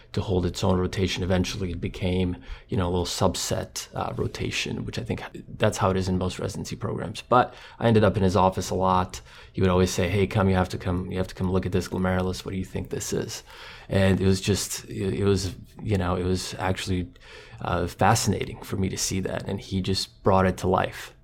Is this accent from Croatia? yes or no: yes; Croatia; English is a second language; moved away; he grew up in Croatia in a similar environment that I did. He was on the coast, I was more inland